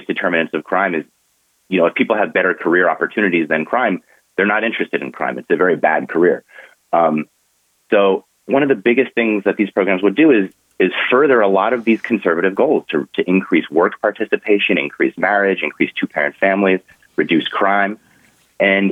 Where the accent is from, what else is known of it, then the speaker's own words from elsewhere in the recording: Orange County, California, United States; I grew up in Orange County, California